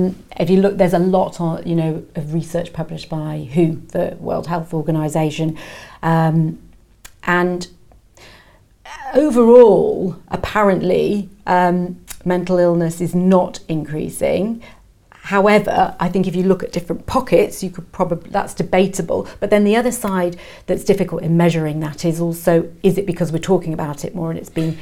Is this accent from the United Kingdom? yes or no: yes; North East England, United Kingdom; I grew up in the northeast, very cold, grey and cold in the winter, but I love the sun.